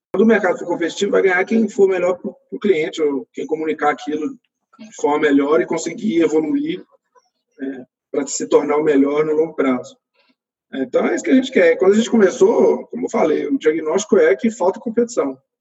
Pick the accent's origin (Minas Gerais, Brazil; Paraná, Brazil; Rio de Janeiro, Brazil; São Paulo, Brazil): Minas Gerais, Brazil; Belo Horizonte; Eu sou de Belo Horizonte